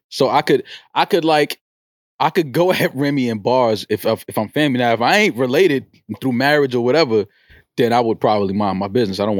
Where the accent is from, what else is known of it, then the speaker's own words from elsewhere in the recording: New York City, New York, United States; I'm from the Bronx.